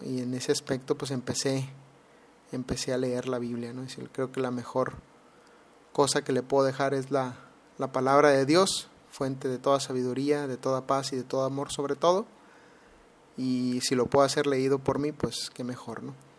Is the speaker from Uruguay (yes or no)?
no; Mexicali, Baja California, Mexico; now in Alabama, United States; actualmente estoy viviendo en Alabama, Estados Unidos, pero soy originario de Mexicali, Baja California